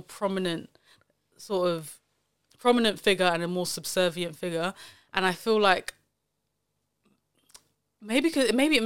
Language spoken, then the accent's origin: English; Nigeria; I'll speak of Nigeria as a Nigerian